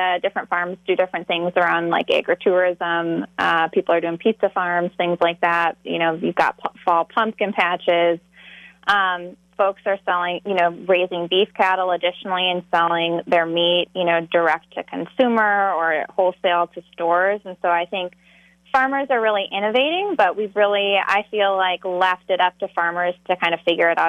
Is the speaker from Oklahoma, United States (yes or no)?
no; Eau Claire, Wisconsin, United States; this is my hometown. Eau Claire is where I grew up